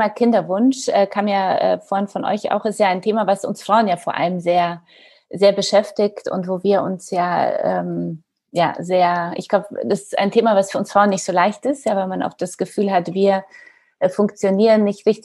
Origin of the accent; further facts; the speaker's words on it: Poland; ich bin äh, hochschwanger nach Polen in meine Heimatstadt gefahren